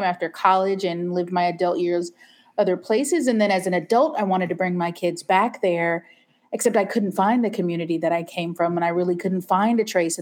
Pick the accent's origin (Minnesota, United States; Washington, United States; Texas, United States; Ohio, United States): Washington, United States; Seattle; moved away as an adult; I'm originally born and raised in Seattle.